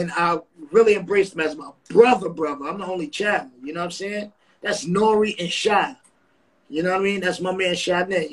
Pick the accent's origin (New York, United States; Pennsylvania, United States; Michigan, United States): New York, United States; New York City; I'm now, from Queensbridge